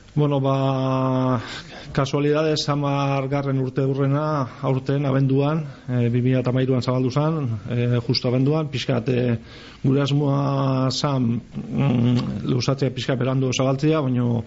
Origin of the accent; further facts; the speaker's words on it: Gipuzkoa, Basque Country, Spain; moved away; also born or lived in Biscay; ni izatez Gipuzkoarra naiz